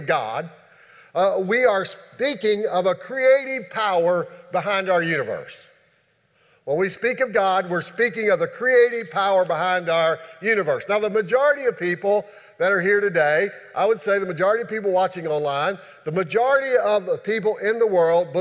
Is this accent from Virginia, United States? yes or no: yes; Shenandoah Valley, Virginia, United States; moved away; where I grew up at in the Shenandoah Valley